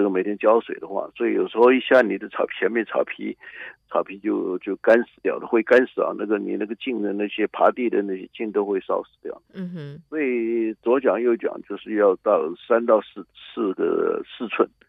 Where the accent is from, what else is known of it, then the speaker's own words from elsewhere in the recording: China; now in United States; 我自己是中国人，我也非常的骄傲我是中国人，我不是像很多人认为自己是半个洋人这种，我没有这种态度。